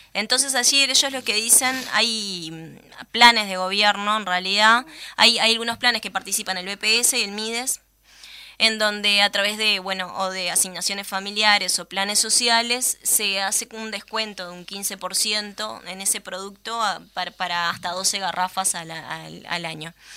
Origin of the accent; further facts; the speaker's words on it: Uruguay; nosotros, como uruguayos